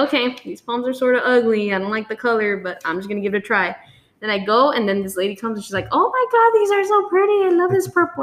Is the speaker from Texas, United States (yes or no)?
yes; Somerset, Texas, United States; I'm from Somerset